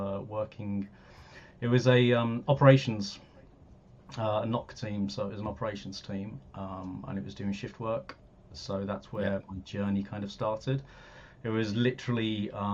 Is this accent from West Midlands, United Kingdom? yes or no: yes; Birmingham, West Midlands, United Kingdom; moved away as an adult; also born or lived in London; I'm from Birmingham originally. I moved down to London when I was 18 to go to university